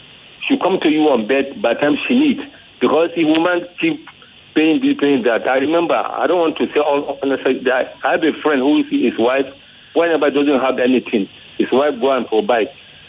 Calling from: Ifo, Ogun State, Nigeria; I'm calling from Ifo, Ogun State.

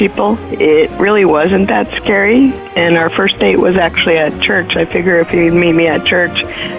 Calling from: Arizona, United States; I'm calling from Arizona.

